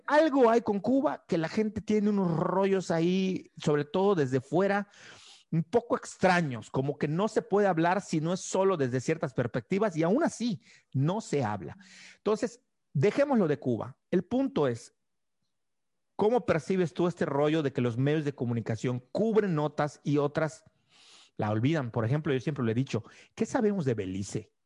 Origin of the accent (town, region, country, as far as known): Yucatán, Mexico